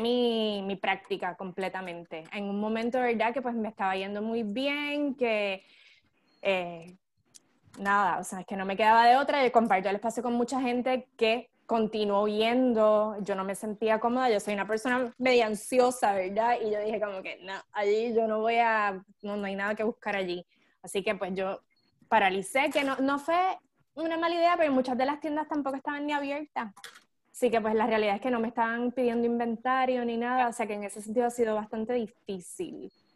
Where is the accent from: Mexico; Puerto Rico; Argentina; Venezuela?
Puerto Rico; moved away as an adult; also born or lived in Italy; now in San Diego, United States; yo me fui de Puerto Rico en el 2007